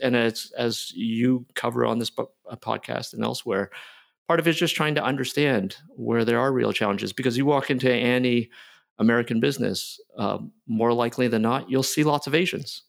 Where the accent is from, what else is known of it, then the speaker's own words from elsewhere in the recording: near Toronto, Ontario, Canada; moved away; also born or lived in Philadelphia, United States; I was born in Philly. I grew up in Canada near Toronto